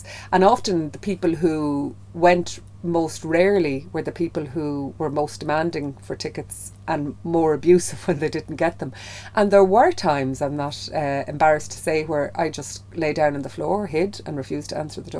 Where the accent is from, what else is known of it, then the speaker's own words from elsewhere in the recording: Kilkenny, Leinster, Ireland; I'm from Kilkenny